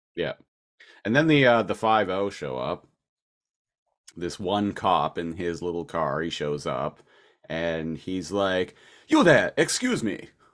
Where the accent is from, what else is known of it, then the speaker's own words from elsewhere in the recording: Nanaimo, British Columbia, Canada; moved away as an adult; I'm from Nanaimo, British Columbia.